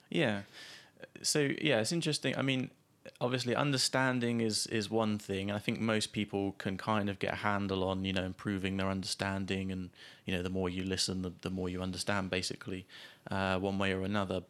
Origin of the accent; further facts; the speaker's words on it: Gosport, South East England, United Kingdom; moved away; growing up in Gosport